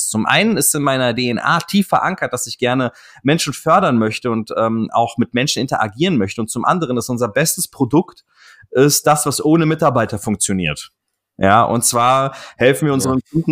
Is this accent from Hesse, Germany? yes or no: yes; Offenbach am Main, Hesse, Germany; born there; Bruder, aus Offenbach, ja, was, wo, wo soll ich hin, Alter, weißt du, Schwein, ich bin in Offenbach geboren, was willst du von mir